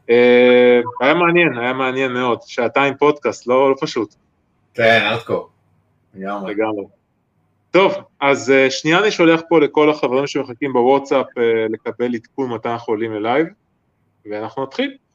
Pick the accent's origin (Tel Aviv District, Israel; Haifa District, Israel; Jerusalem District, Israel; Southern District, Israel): Haifa District, Israel; גם אני מהקריות במקור.